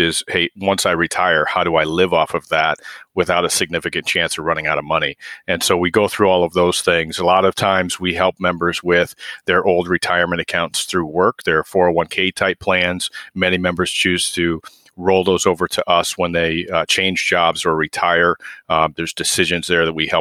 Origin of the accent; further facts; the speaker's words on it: Waterloo, Iowa, United States; I grew up in Waterloo and went to UNI